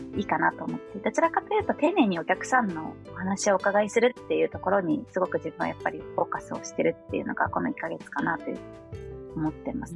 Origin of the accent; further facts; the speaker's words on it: Chiba, Japan; moved away as an adult; also born or lived in Akita / United States; now in Tokyo, Japan; 出身は千葉県でして